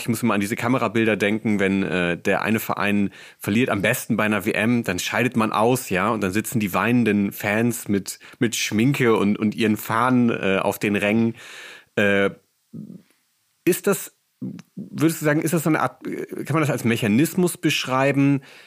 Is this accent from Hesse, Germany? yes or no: no; Bremen, Germany; Ich komme auch aus der Nähe von Bremen